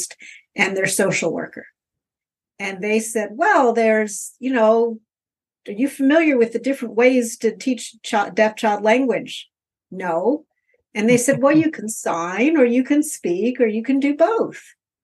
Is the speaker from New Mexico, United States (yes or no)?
no; Baltimore, Maryland, United States; moved away as an adult; also born or lived in Philadelphia / Atlanta; now in Boston, United States; I was born and raised in Baltimore, Maryland